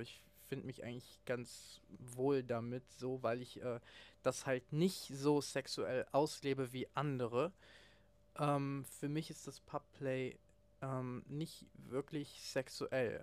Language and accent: German; Cologne area, North Rhine-Westphalia, Germany; ich bin im Raum Köln aufgewachsen